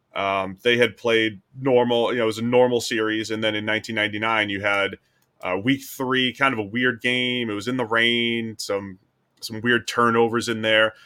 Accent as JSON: {"language": "English", "region": "New England", "country": "United States", "tie": "born or raised there", "said": "I grew up in New England"}